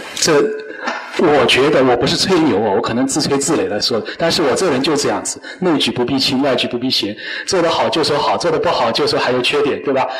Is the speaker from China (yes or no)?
yes; China; 我们中国人